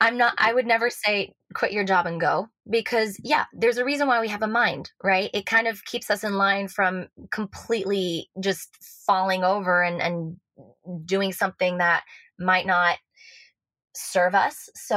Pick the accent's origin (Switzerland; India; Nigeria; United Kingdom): Switzerland; but I know I sound American, therefore I seem American, but I was born and raised in Switzerland. My mother's Lebanese, my dad's Swiss, but he grew up between Colombia and Venezuela. So I grew up with like multiple cultures, multiple languages.